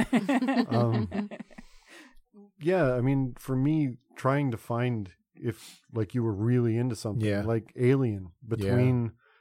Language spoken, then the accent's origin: English; Toronto, Ontario, Canada; I grew up in Toronto, so I had TTC at my doorstep.